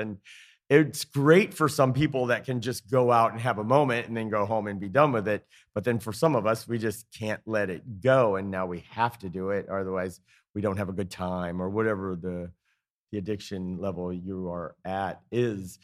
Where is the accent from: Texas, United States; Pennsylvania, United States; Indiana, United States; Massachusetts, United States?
Indiana, United States; moved away as an adult; also born or lived in Atlanta, Georgia; now in Easton, United States; I'm from Indiana originally